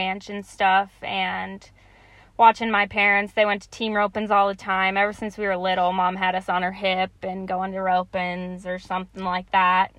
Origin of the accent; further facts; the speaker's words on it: Hyannis, Nebraska, United States; also born or lived in University of Wyoming; I'm from Hyannis, Nebraska. I've lived there since I was a year old.